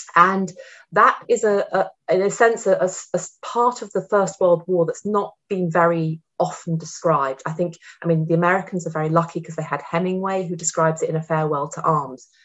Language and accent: English; United Kingdom; I'm ostensibly British, but I also have an Austrian passport nowadays